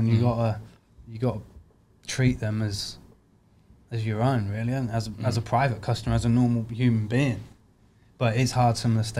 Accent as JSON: {"language": "English", "town": "Warrington", "region": "North West England", "country": "United Kingdom", "also_born_or_lived": "Germany", "said": "I'm from up north, northwest, Warrington."}